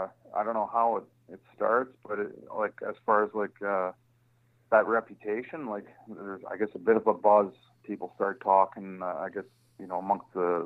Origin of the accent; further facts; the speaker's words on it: Hamilton, Ontario, Canada; also born or lived in Ottawa, Ontario; I was born in Ottawa, but then my parents moved to Hamilton, Ontario, which is a steel town. It's kind of like your Pittsburgh. So it's a steel town of Canada. And consequently a pretty tough town, like real blue collar town.